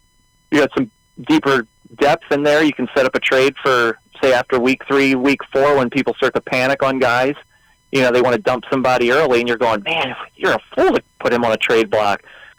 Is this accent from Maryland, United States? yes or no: yes; Baltimore, Maryland, United States; I guess I'm from Baltimore, Maryland